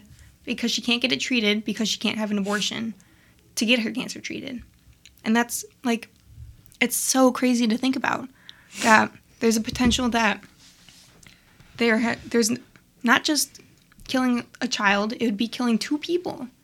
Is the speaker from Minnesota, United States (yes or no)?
no; Illinois, United States; We're from Illinois